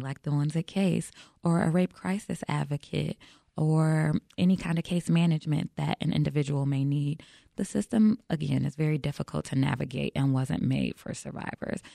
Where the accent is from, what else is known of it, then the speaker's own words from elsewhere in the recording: Chicago, Illinois, United States; I'm born and raised in Chicago